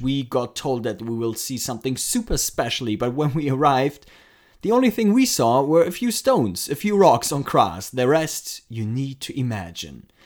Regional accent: Frankfurt, Hesse, Germany; my hometown, Frankfurt

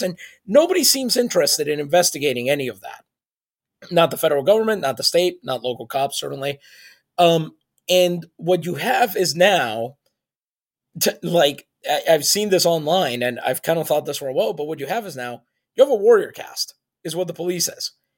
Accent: San Juan, Puerto Rico; English is a second language; I grew up in San Juan, Puerto Rico

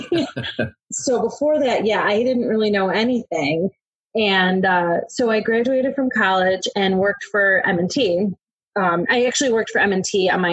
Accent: Buffalo, New York, United States; moved away as an adult; also born or lived in Syracuse, New York; now in Delaware, United States; I'm originally from Buffalo, New York. I grew up there

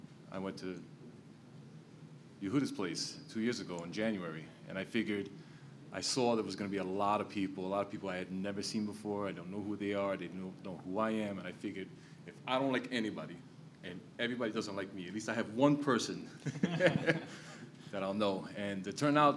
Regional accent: New York City, New York, United States; I'm from New York City, so I'm born and raised

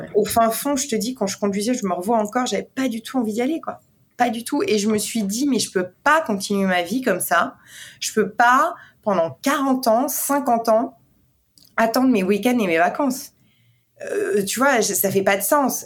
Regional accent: Besançon, Bourgogne-Franche-Comté, France; also born or lived in Paris, France; now in New York, United States; je suis née dans l'est de la France, à Besançon

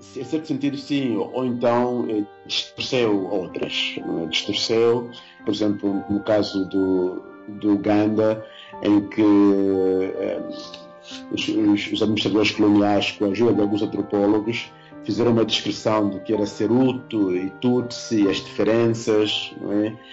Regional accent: Angola; moved away as an adult; also born or lived in Mozambique / Portugal / Spain / Germany; now in Bayreuth, Germany; eu sou angolano, como sabes, e um, quando tinha 18, 19 anos saí de Angola

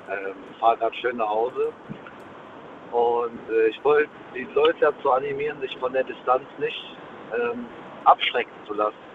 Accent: Essen, North Rhine-Westphalia, Germany; genau, wir kommen nämlich beide ursprünglich aus Essen.

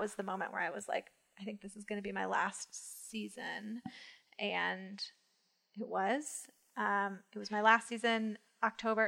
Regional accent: Rochester, New York, United States; moved away as an adult; also born or lived in Washington, D.C.; now in New York City, United States; I'm from Rochester, Western

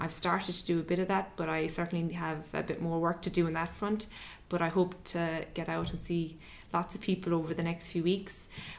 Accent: Ireland; as Irish consumers

